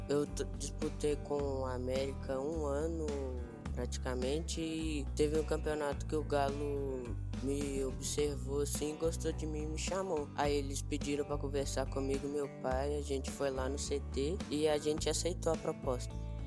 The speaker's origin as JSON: {"language": "Portuguese", "town": "Ouro Preto", "region": "Minas Gerais", "country": "Brazil", "tie": "born or raised there", "said": "eu sou daqui de Ouro Preto mesmo, nasci em Ouro Preto"}